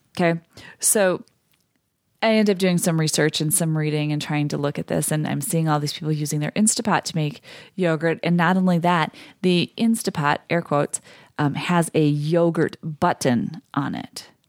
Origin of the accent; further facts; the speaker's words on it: Midwest, United States; me being a Midwesterner